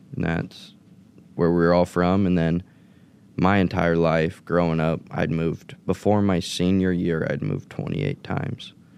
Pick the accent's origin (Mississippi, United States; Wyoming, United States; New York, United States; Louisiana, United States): Wyoming, United States; Green River; moved away; my parents were born and raised in Wyoming, small town, Green River, Rock Springs area. Not very big, not many people. Everybody knows everybody's business and everything. Then I was born there as well